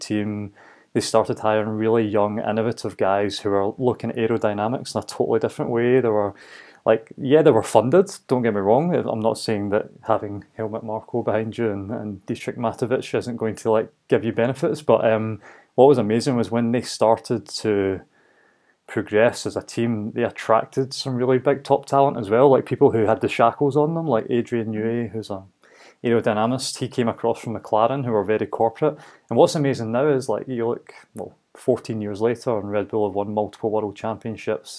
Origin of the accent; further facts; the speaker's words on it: Glasgow, Scotland, United Kingdom; growing up in Glasgow